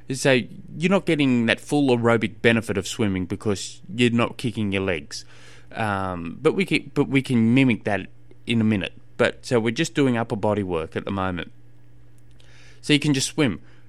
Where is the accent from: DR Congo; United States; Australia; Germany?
Australia; I'm an Australian. I don't know what a yard is.